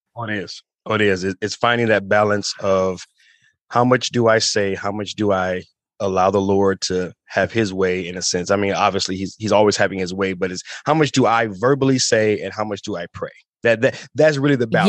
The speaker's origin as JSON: {"language": "English", "town": "Toledo", "region": "Ohio", "country": "United States", "tie": "born or raised there", "also_born_or_lived": "Chicago, Illinois", "said": "born in Chicago, grew up in Toledo, uh, and we moved there when I was about seven years old"}